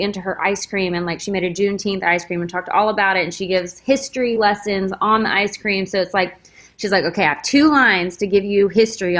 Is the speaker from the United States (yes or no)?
yes; Texas, United States; We're both from Texas